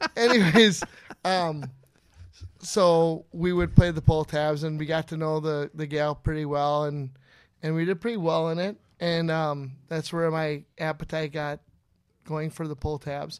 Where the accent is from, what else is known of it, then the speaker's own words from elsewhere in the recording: Inver Grove Heights, Minnesota, United States; also born or lived in Breezy Point, Minnesota; I'm from Member Grove Heights, Minnesota, originally